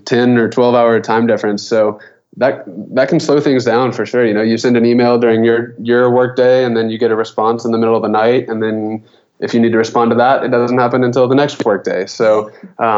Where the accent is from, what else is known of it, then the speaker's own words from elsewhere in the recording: Kentucky, United States; moved away; I'm from Kentucky originally